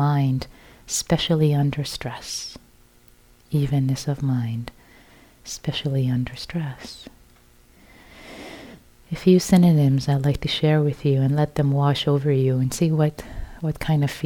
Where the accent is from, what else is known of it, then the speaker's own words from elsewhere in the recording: Iran; I was born in Iran, so I was born into a Muslim family